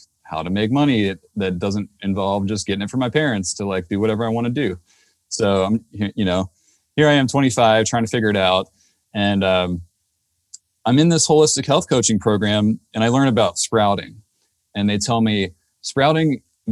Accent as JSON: {"language": "English", "region": "Maryland", "country": "United States", "tie": "born or raised there", "also_born_or_lived": "Davis, California", "moved": "as an adult", "lives_now": "Santa Cruz County, United States", "said": "I had just moved to Davis, California from the East Coast where I grew up in Maryland"}